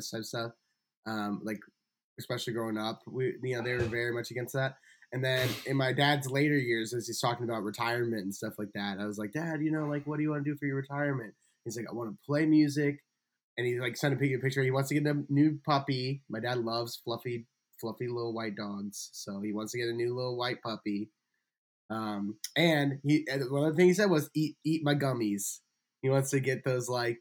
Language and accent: English; St. Louis, Missouri, United States; moved away; I grew up by St. Louis, which is like right on the edge of Tornado Alley